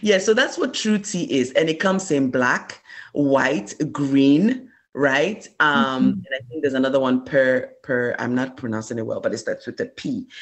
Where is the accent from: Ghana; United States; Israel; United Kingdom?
Ghana; moved away as an adult